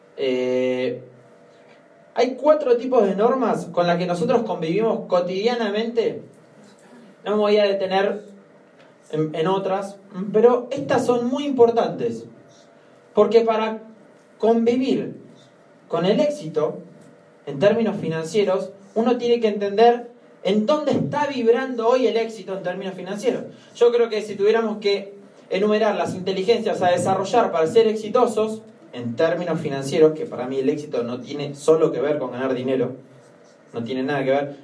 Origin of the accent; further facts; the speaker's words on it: Argentina; En Argentina decimos